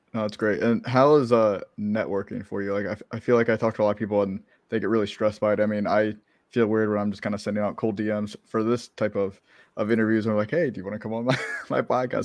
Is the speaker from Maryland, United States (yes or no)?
yes; Maryland, United States; moved away as an adult; now in Florida, United States; I grew up in Maryland. I lived there for twenty-two years